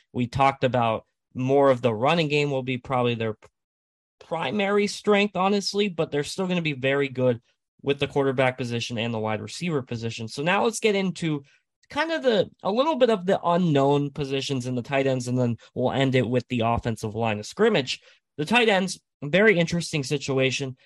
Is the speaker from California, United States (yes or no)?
yes; San Diego, California, United States; I'm from San Diego